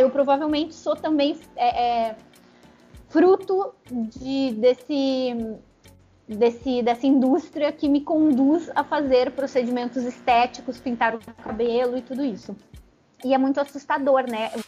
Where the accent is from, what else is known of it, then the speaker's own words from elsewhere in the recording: Rio Grande do Sul, Brazil; Eu nasci no Rio Grande do Sul, eu fui muito privada do convívio com é, pessoas descendentes africanos, porque tem menos lá no Rio Grande do Sul